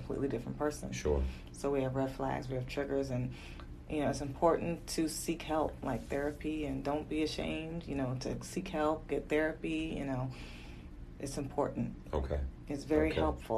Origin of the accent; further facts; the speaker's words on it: Virginia, United States; also born or lived in Fayetteville, North Carolina / Harlem, New York; I was born in Fayetteville, North Carolina, and I've lived in Virginia most of my life